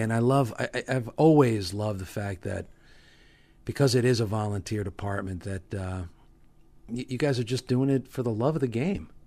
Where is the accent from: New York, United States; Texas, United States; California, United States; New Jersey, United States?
New Jersey, United States; Hawthorne; I grew up in Hawthorne, you know, spent my whole life here